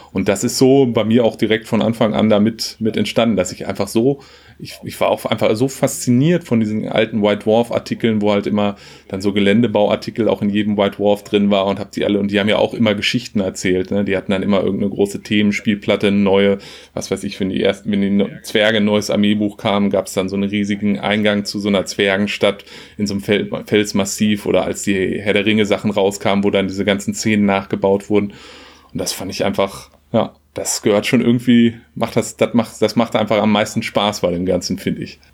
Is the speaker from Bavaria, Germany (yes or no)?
no; Lüdinghausen, North Rhine-Westphalia, Germany; also born or lived in Hannover / Hamburg; ich komme aus Lüdinghausen äh, im schönen Münsterland zwischen Dortmund und Münster, habe aber auch in Hannover gewohnt